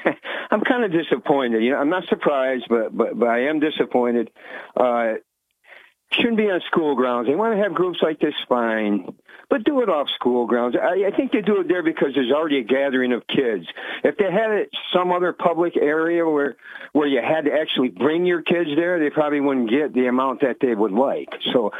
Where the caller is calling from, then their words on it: Vestal, New York, United States; from Vestal.